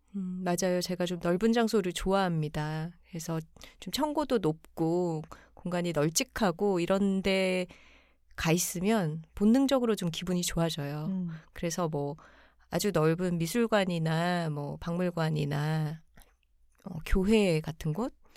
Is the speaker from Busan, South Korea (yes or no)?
yes; Busan, South Korea; now in Seoul, South Korea; 저희는 부산에 어린 시절에 살았기 때문에